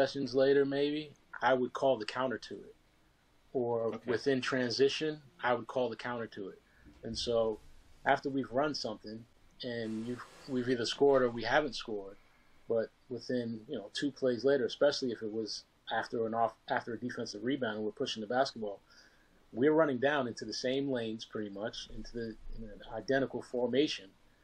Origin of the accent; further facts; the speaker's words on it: New York, United States; born and raised in New York